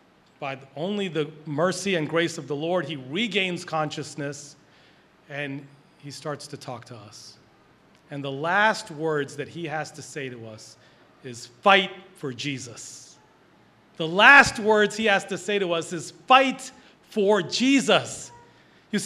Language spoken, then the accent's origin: English; Philadelphia, Pennsylvania, United States; also born or lived in Boston; I'm a Philly guy